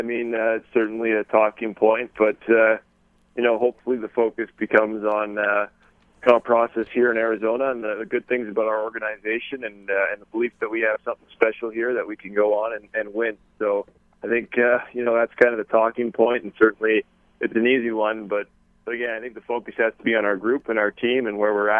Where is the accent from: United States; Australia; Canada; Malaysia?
Canada; I think that's every kid's dream growing up in Canada is to play.